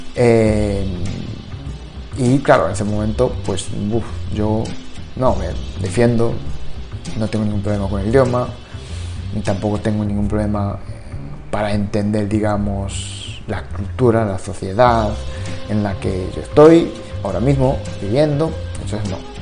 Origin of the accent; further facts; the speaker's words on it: Japan; Spanish is a second language; now in Spain; yo soy de Japón.